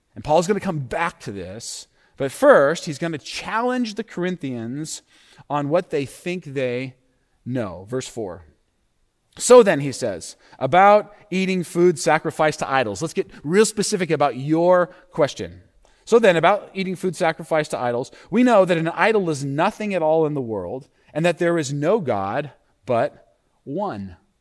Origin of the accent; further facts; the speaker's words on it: United States; we as American Christians